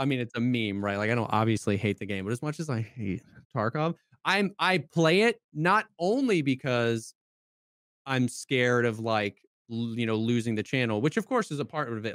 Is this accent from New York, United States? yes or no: no; Florida, United States; moved away; also born or lived in South Carolina; I grew up in Florida, I moved to South Carolina